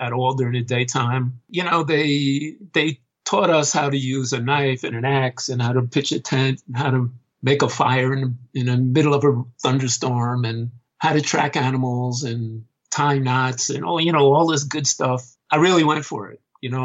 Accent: New York City, New York, United States; I wasn't actually born in New York City, but it's the only place I've ever really known

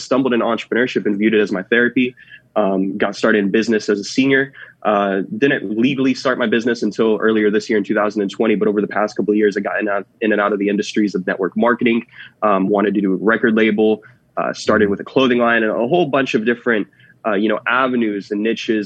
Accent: Jacksonville, Florida, United States; moved away as an adult; also born or lived in California; born and raised in Jacksonville, Florida

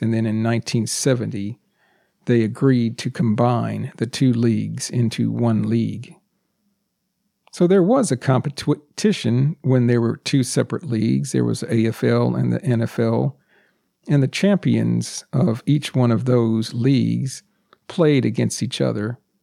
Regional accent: United States; first language English; I'm a native English speaker, born and raised in the United States.

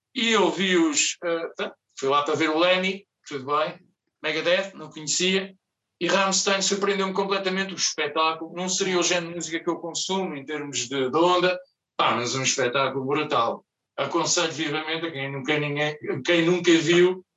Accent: Lisbon, Portugal; eu sou português, sou de Lisboa

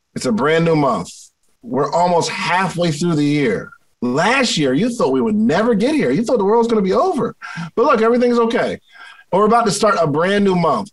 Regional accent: Willingboro, New Jersey, United States; growing up in Willingboro, New Jersey

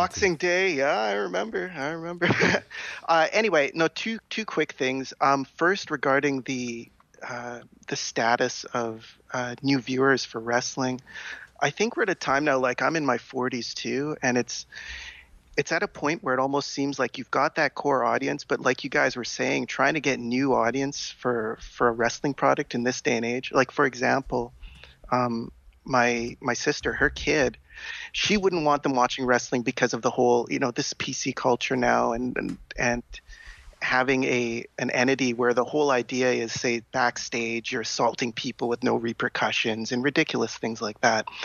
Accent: Winnipeg, Manitoba, Canada; now in Victoria, Canada; I'm from Victoria now, but I was born in Winnipeg

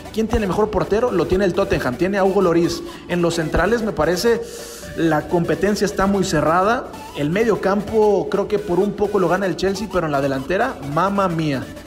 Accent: Mexico; Nosotros que somos mexicanos

